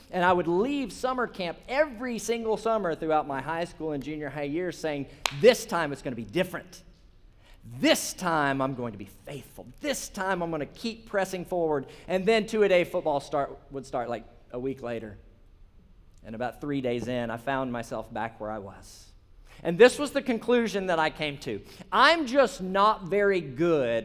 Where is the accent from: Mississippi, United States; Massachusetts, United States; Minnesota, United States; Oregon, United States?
Mississippi, United States; Holly Springs; I'm from Sladen, Holly Springs, Mississippi, so north of here, and I was a teenager in Sladen Baptist Church